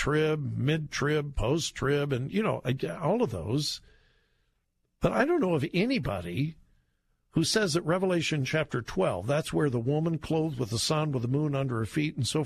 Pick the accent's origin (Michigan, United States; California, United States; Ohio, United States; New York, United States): California, United States; Southern; now in Columbus, United States; I grew up in Southern California